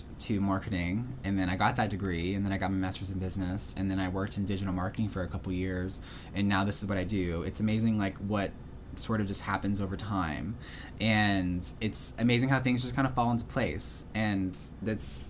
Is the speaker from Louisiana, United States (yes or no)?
yes; Houma, Louisiana, United States; I get to go home to my hometown in Houma quite often